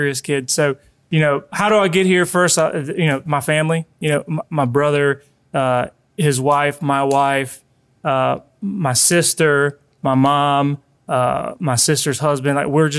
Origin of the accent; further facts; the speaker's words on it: Colombia; now in United States; because whenever we came from Colombia, it was during the 80s, so it was a big recession.